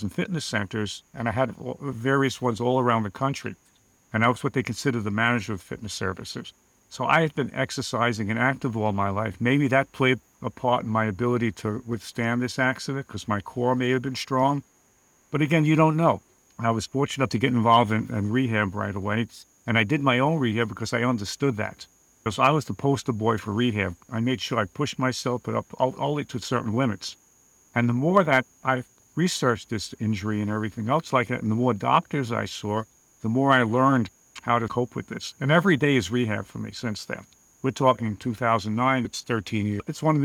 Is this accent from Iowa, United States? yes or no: no; New York City, New York, United States; Born and bred in Queens, New York. I'm a New Yorker.